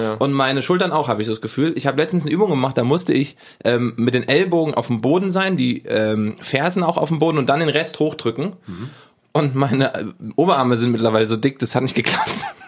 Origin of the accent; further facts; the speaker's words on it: Giessen, Hesse, Germany; bei uns in Gießen